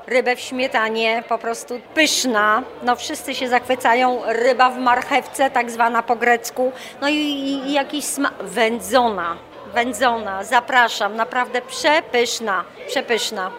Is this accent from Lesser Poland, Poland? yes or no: no; Warmian-Masurian Voivodeship, Poland; moved away; pochodzę z Warmii